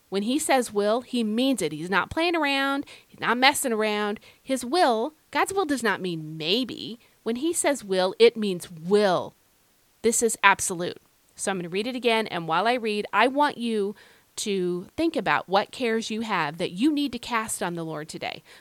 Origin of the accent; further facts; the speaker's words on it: Ireland; I don't know if it's just because I'm like an Irish woman. I don't know. But anyway, today, uh, you know, Irish women, we mask things pretty well